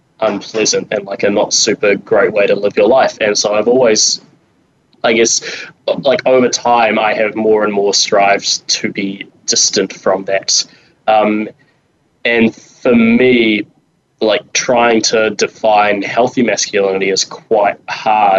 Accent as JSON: {"language": "English", "region": "Wellington", "country": "New Zealand", "said": "I'm from New Zealand, from Wellington, the greatest city in the world"}